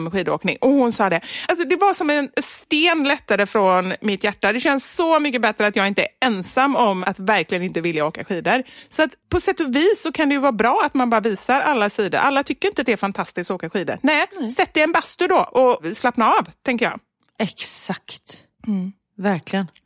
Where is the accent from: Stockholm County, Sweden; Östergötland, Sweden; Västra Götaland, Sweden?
Västra Götaland, Sweden; Gothenburg; även om jag är göteborgare